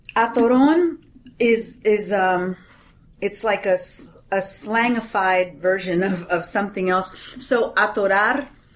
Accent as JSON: {"language": "English", "town": "Laredo", "region": "Texas", "country": "United States", "tie": "born or raised there", "also_born_or_lived": "College Station", "moved": "as an adult", "lives_now": "Dallas, United States", "said": "And I'm from Laredo, streets of Laredo fame."}